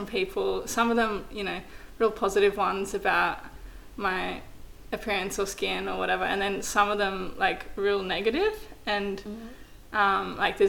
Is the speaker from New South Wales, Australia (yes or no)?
yes; New South Wales, Australia; and in between that is, like, this tiny little coastal town. So, yeah, that's where I grew up